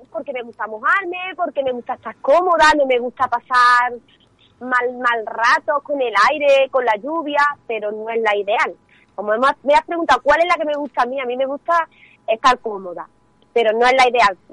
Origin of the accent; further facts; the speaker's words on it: Córdoba, Andalusia, Spain; Mi padre es de Ávila, aunque yo estoy de Córdoba